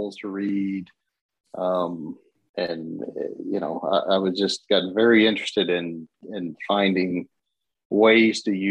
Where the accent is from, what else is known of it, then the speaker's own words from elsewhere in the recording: Lexington, Kentucky, United States; growing up in Lexington